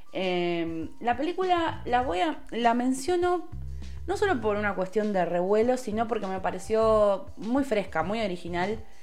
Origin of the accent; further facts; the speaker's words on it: Lomas de Zamora, Buenos Aires Province, Argentina; yo soy de Loma de Zamora